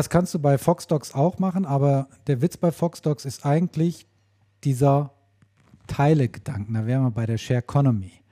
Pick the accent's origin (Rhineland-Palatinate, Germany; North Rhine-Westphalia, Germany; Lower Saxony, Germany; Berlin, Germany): North Rhine-Westphalia, Germany; von einem Unternehmen aus meiner alten Heimat, aus dem westlichen Münsterland.